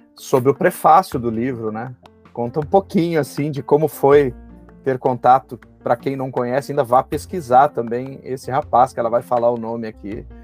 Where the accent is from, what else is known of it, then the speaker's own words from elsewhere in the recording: Passo Fundo, Rio Grande do Sul, Brazil; moved away; eu sou de Passo Fundo, é ali pertinho